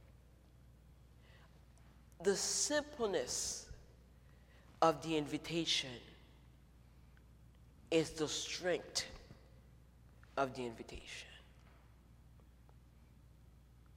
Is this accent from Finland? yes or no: no; Haiti; moved away as an adult; now in United States; I grew up in Haiti